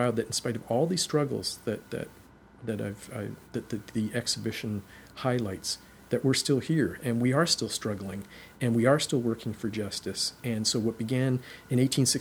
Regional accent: Canada; Canadians are neither Americans nor are we Europeans.

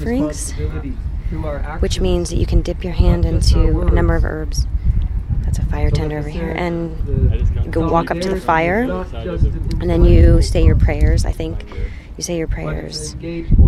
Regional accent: California, United States; I'm from California

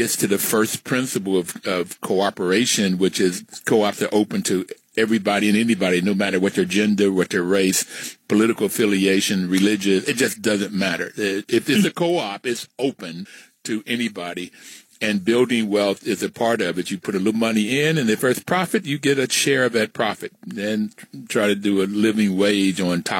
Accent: West Virginia, United States; moved away as an adult; I am from West Virginia

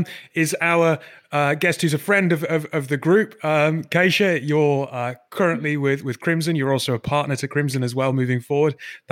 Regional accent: United Kingdom; being British

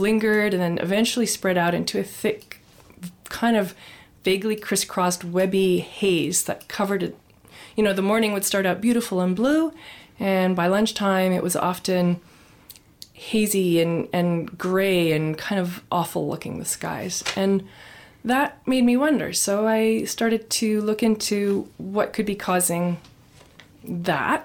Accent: Nova Scotia, Canada; moved away as an adult; now in British Columbia, Canada; I grew up in Nova Scotia. That was my home base. And I moved British Columbia in my early 20s.

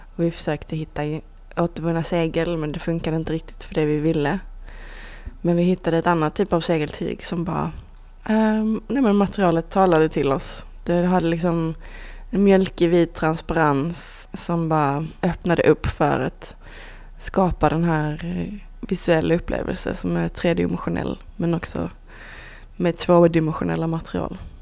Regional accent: Iceland; moved away; Vi är mer bara eh, konstnärer, designers, eh, kompisar, islänningar

